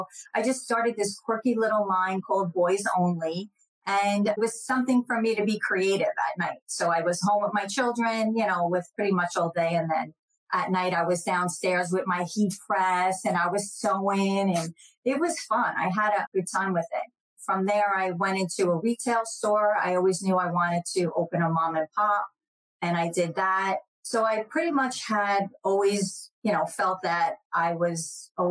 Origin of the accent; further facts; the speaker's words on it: New Jersey, United States; now in Jacksonville, United States; I grew up in New Jersey, so I was right outside of New York